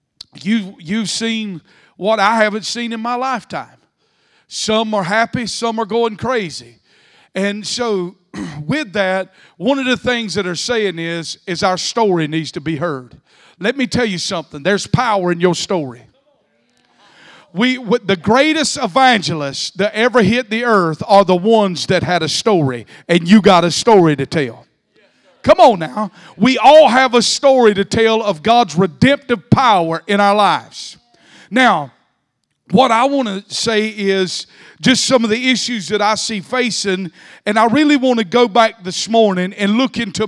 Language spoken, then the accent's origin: English; South Georgia, United States; I grew up in South Georgia.